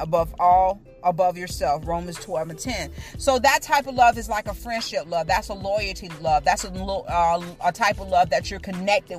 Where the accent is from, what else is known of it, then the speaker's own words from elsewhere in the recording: Tampa, Florida, United States; I'm from Tampa